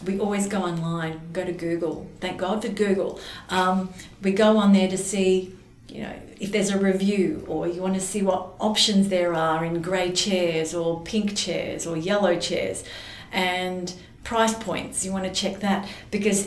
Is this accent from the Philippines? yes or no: no; Adelaide, South Australia, Australia; growing up in Adelaide